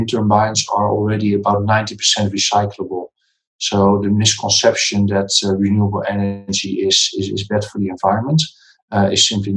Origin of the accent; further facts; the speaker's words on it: Netherlands; moved away as an adult; also born or lived in Kazakhstan / Singapore; I'm from the Netherlands.